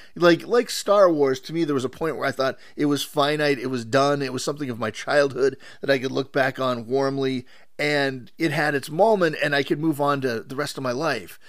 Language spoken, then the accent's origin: English; Pittsburgh, Pennsylvania, United States; I'm growing up in Pittsburgh